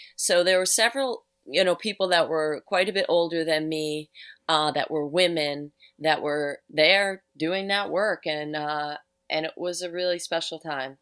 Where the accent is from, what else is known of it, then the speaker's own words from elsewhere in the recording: New York City, New York, United States; now in Upstate New York, United States; I grew up in New York City. I grew up on Staten Island.